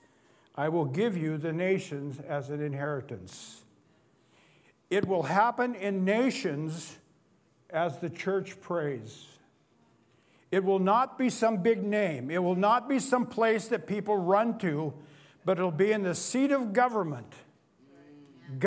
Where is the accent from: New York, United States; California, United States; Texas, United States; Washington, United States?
Washington, United States; Cle Elum; I was raised in Clee Ellum, and we used to get our deer every year